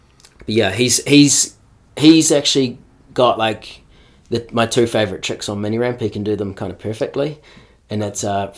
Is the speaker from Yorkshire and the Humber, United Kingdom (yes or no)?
no; Canterbury, South East England, United Kingdom; because I guess I grew up in Canterbury.